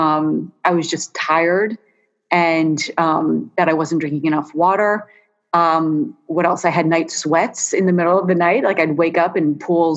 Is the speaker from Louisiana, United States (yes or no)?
no; Philadelphia, Pennsylvania, United States; moved away as an adult; I grew up in Philadelphia, but I did not really think much of it because, I left Philly when I was 18